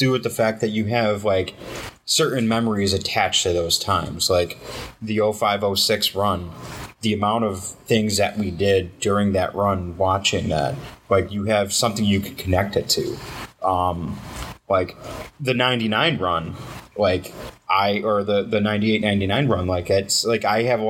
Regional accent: Detroit, Michigan, United States; Growing up in Detroit, you either become …, …, or fucking …, I guess.

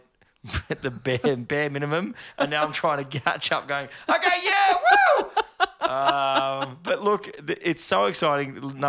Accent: Sydney, New South Wales, Australia; born there; also born or lived in Bourke / Oakey; I was born in Sydney. And then we moved to Bourke to pursue teaching the world Jesus, basically.

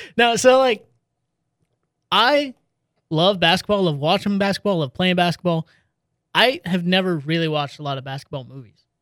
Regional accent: Pennsylvania, United States; I'm from Pennsylvania

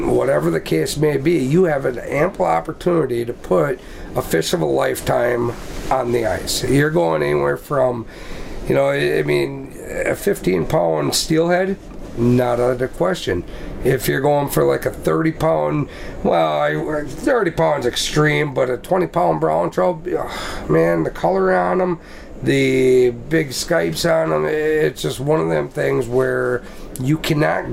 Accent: Sheboygan, Wisconsin, United States; Born and raised in Sheboygan, Wisconsin

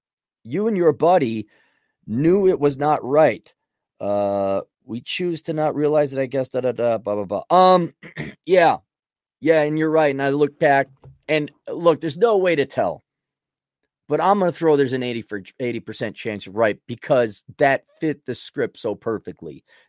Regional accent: Russia; I was laughing because I grew up in Russia.

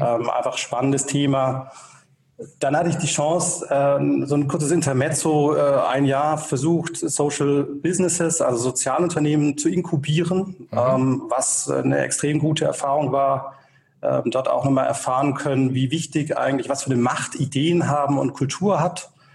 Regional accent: Tübingen, Baden-Württemberg, Germany; also born or lived in Berlin; Ich bin tatsächlich aufgewachsen hier in der Region in Tübingen

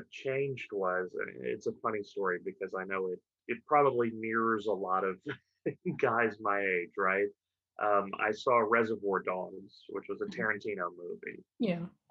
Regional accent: Hot Springs, Arkansas, United States; I was born and raised in Hot Springs, Arkansas

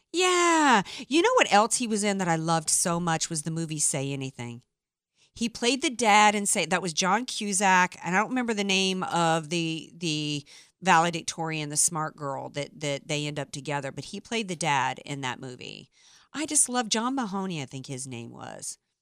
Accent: New Orleans, Louisiana, United States; now in San Diego, United States; I'm from New Orleans

